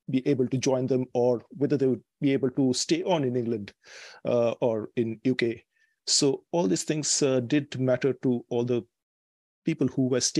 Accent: Kolkata, West Bengal, India; now in Amsterdam, Netherlands; I was born in Calcutta

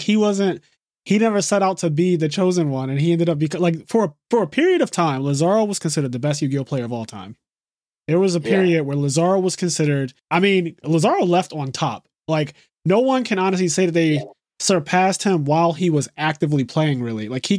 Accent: Philadelphia, Pennsylvania, United States; I'm from the Philly area, but I'm also, like, tri-state. So, like, New York is close to me. Jersey's close to me. Maryland, Baltimore, all that stuff.

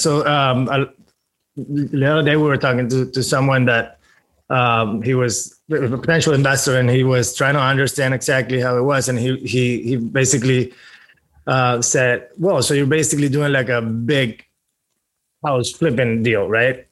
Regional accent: Venezuela; now in Miami, United States; I'm originally from Venezuela. Moved to the United States in 2010 with my family

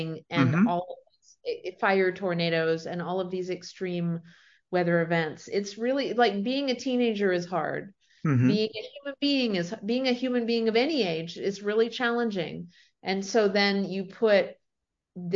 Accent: Prince Edward Island, Canada; moved away; also born or lived in Sarasota, Florida, United States; I was born in Sarasota, raised around there for a few years. And then my family, my parents kind of on a whim moved to Prince Edward Island in Canada, which is right above Maine.

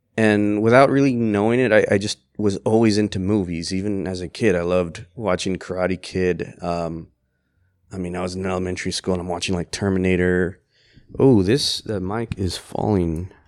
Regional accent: Laredo, Texas, United States; I was born here in Laredo, Texas.

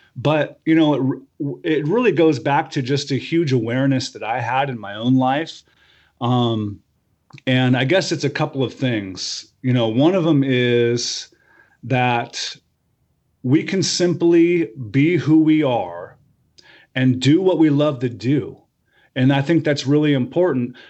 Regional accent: Medford, Oregon, United States; also born or lived in Portland area, Oregon; now in Portland, United States; I grew up in Southern Oregon, uh, in, around Medford

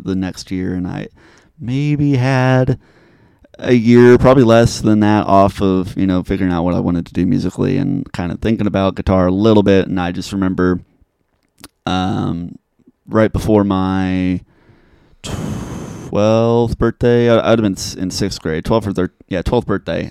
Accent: Topeka, Kansas, United States; also born or lived in Manhattan, Kansas; now in Junction City, United States; I grew up, born and raised in Topeka

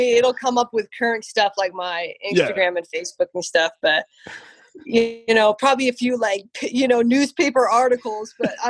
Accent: Colorado, United States; also born or lived in Arizona; I'm from Colorado, born and raised. I'm actually third generation Coloradoan. But I am Mexican. My dad was a little bit Native American, Apache, Native American. And then my mom is actually Yugoslavian.

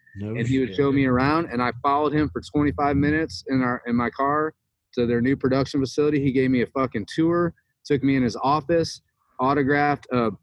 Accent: Michigan, United States; Growing up in Michigan

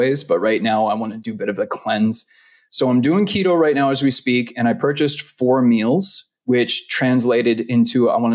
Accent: Vancouver, British Columbia, Canada; moved away as an adult; now in Costa Rica; I'm from Vancouver

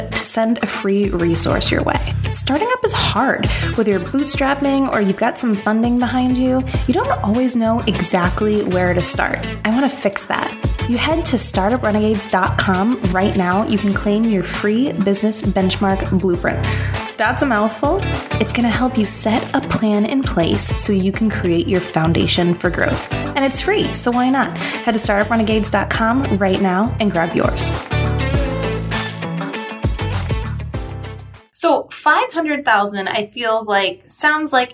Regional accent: New England, United States; I'm also from New England

